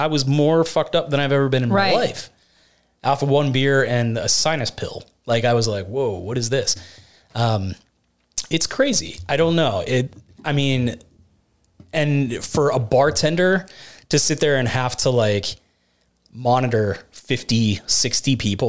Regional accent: Latrobe, United States; born or raised there

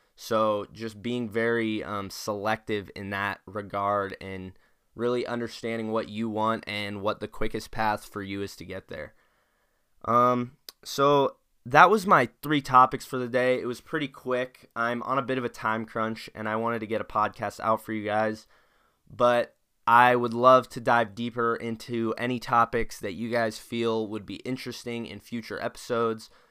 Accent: Spokane, Washington, United States; being a Washingtonian growing up in Spokane

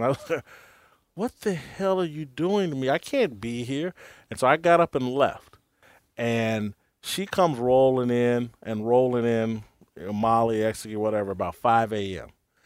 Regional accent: Indianapolis, Indiana, United States; also born or lived in Kansas City; now in Los Angeles, United States; I'm from Indianapolis.

